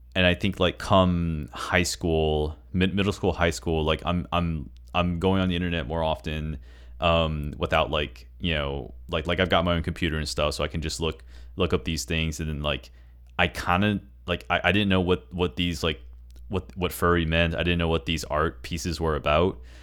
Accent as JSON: {"language": "English", "region": "Texas", "country": "United States", "tie": "born or raised there", "moved": "yes", "said": "I'm from the Republic of Texas"}